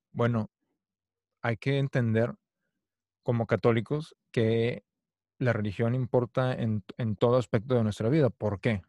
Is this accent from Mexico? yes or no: yes; Mexico; yo crecí en México